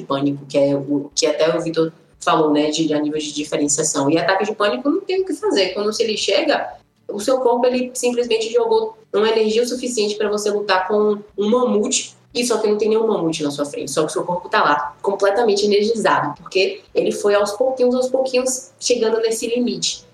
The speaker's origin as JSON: {"language": "Portuguese", "town": "Salvador", "region": "Bahia", "country": "Brazil", "moved": "yes", "lives_now": "Brasília, Brazil", "said": "Eu sou de Salvador, mas tô morando em Brasília"}